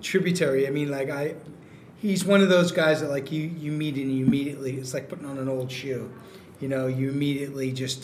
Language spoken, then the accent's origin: English; New York, United States; moved away as an adult; now in Massachusetts, United States; I'm a New Yorker, born you know, born and bred